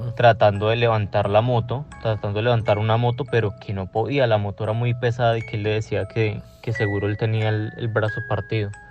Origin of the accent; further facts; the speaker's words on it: Colombia; yo soy colombiano y tengo una prima en Colombia